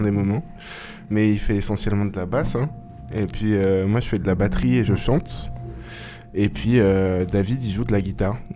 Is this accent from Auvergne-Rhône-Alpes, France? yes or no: yes; Grenoble, Auvergne-Rhône-Alpes, France; C'est ça, ouais.